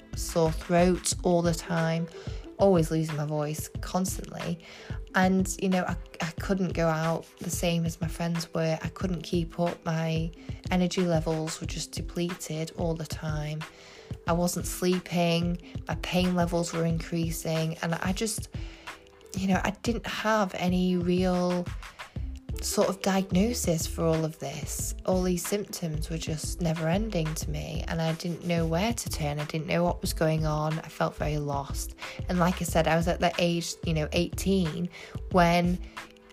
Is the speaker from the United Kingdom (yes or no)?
yes; England, United Kingdom; I'm from England